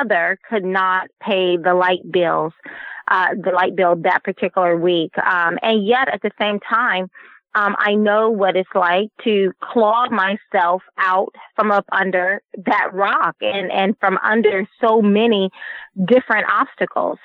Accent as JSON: {"language": "English", "region": "the South", "country": "United States", "tie": "born or raised there", "said": "when we were growing up in the South"}